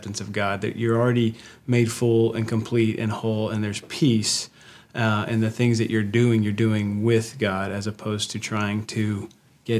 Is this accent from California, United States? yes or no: no; West Texas, United States; I grew up in West Texas